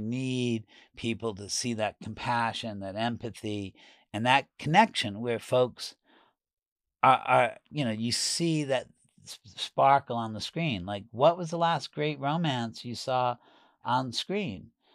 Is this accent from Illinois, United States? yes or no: no; New York, United States; moved away as an adult; also born or lived in San Francisco / Los Angeles; for me as a New Yorker